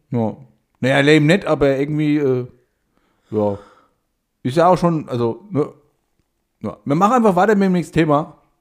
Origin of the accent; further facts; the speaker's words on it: Hesse, Germany; ich habe mich dann mehr so bei Hessen äh, so, also in die Mitte reingestellt